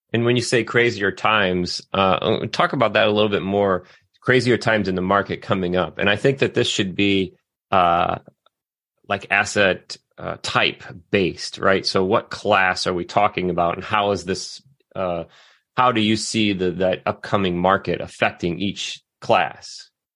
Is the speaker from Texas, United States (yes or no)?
no; Southwest Michigan, United States; I grew up in Southwest Michigan